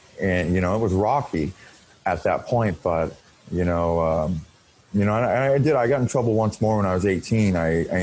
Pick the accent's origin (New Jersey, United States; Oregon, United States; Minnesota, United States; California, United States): Oregon, United States; Portland; now in Vancouver, United States; I grew up mostly in Portland, Oregon